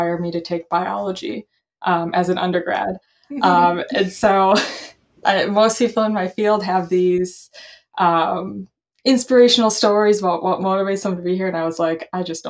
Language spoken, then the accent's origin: English; Milwaukee, Wisconsin, United States; also born or lived in Madison, Wisconsin; I grew up in the Milwaukee area, which is about an hour away from Madison